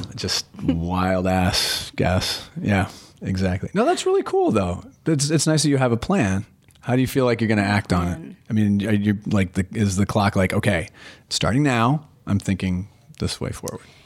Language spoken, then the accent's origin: English; Portland, United States; I'm from Portland.